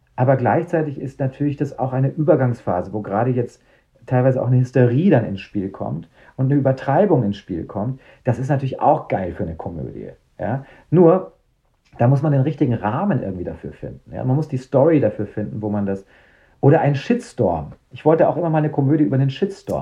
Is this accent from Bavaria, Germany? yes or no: yes; Munich, Bavaria, Germany; für mich als Münchner